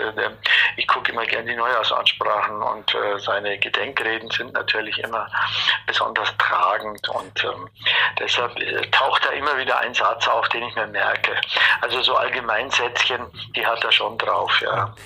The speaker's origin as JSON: {"language": "German", "region": "Bavaria", "country": "Germany", "accent": "Bavarian"}